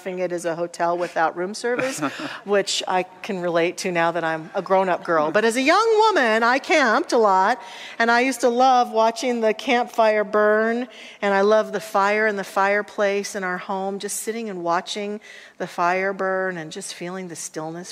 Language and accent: English; Salida, Colorado, United States; I'm a fifth generation Coloradan, and I was born in Salida, Colorado